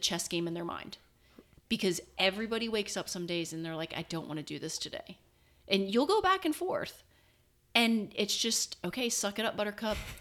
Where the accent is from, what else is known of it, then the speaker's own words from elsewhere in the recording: Cincinnati, Ohio, United States; growing up in Cincinnati, it is a big city